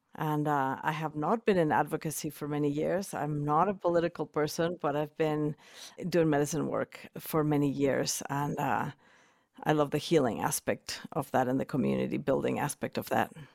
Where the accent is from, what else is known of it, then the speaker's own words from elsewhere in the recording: Mexico City, Mexico; moved away as an adult; now in Boulder, Colorado, United States; I was born and raised in Mexico City